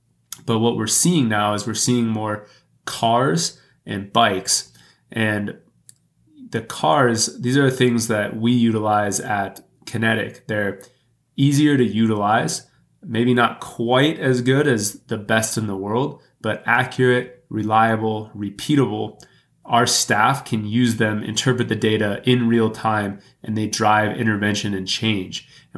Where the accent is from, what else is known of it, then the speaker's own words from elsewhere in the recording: Texas, United States; now in Milwaukee, United States; Growing up in Texas